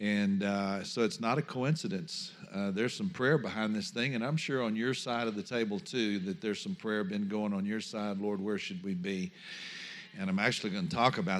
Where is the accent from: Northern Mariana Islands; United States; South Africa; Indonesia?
United States; Louisiana; I come from Louisiana